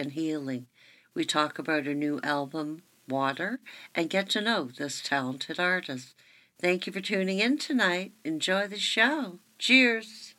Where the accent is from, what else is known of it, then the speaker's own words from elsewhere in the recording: Toronto, Ontario, Canada; moved away; I was born in Toronto